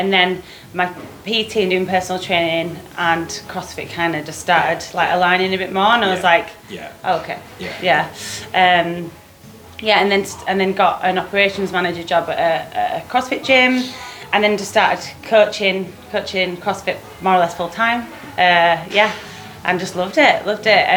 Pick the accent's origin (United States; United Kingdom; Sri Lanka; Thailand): United Kingdom; Leeds, Yorkshire and the Humber; moved away as an adult; now in London, United Kingdom; I'm originally from Leeds. Lived in London for like 7 years now.